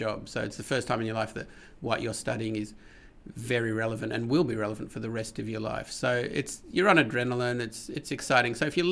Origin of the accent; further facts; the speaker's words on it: Melbourne, Victoria, Australia; also born or lived in Adelaide; I'm from Melbourne, but I went for 4 years to Adelaide train and came back to Melbourne.